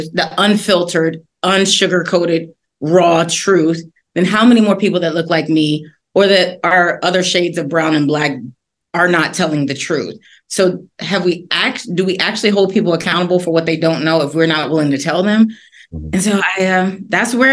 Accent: Washington, District of Columbia, United States; I'm originally from Washington, D.C.

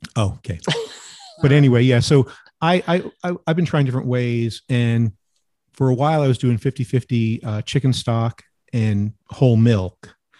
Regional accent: New Jersey, United States; I grew up in New Jersey and Sicilian stuff, but also my father was a Georgia boy

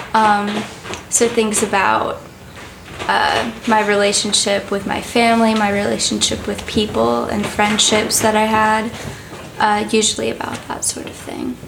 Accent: New York City, New York, United States; I'm 17 years old and I'm from New York City.

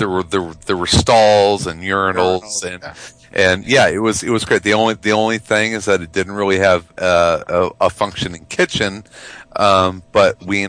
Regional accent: Chicago, Illinois, United States; my hometown.

